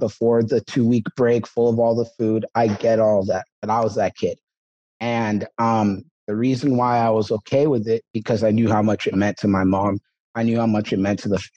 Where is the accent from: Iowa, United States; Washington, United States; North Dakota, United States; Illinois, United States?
Washington, United States; Seattle; also born or lived in Toronto, Canada; I was actually born in Canada, Toronto, but, she came over here to Seattle. We had family over here